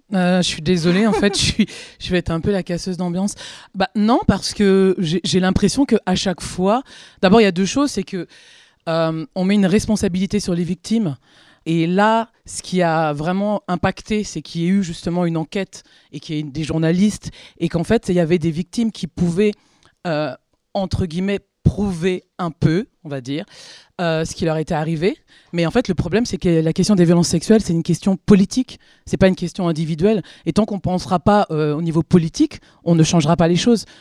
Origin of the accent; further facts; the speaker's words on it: France; je suis une comédienne française